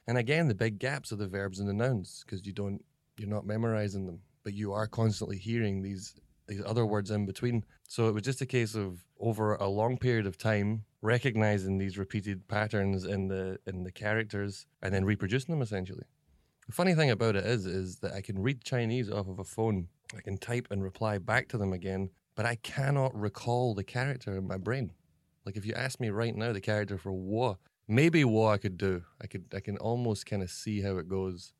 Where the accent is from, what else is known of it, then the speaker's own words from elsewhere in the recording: Scotland, United Kingdom; moved away as an adult; now in Shanghai, China; I'm a Scottish guy